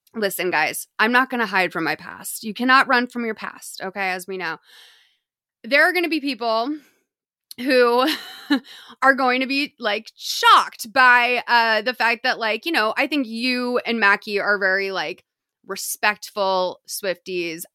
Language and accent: English; Lexington, Massachusetts, United States; moved away as an adult; now in Los Angeles, United States; I grew up in Lexington, Massachusetts, but I've lived out in L A for, like, fifteen years now